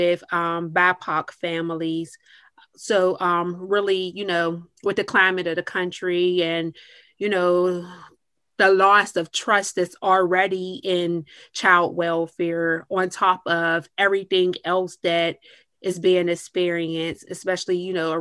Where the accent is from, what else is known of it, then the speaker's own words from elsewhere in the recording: Clarendon, Pennsylvania, United States; now in Pittsburgh, United States; I am from a small metropolis outside of Pittsburgh. It's called Clarendon, Pennsylvania